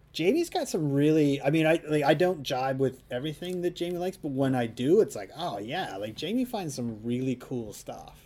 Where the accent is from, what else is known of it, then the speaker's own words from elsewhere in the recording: Canada; moved away as an adult; also born or lived in Southern Alberta / Saskatoon, Saskatchewan; now in Vancouver, Canada; I grew up in southern Alberta in Saskatchewan